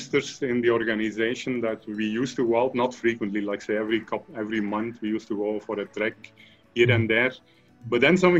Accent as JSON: {"language": "English", "region": "Flanders", "country": "Belgium", "tie": "born or raised there", "moved": "as an adult", "lives_now": "Chennai, India", "said": "I come from Belgium, the northern part, Flanders, which is pretty flat"}